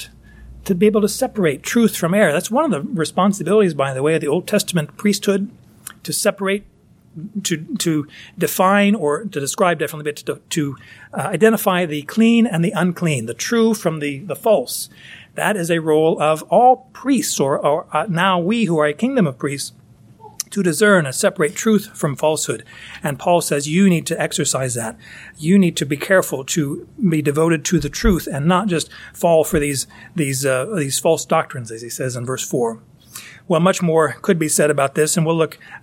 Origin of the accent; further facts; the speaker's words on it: United States; I'm an American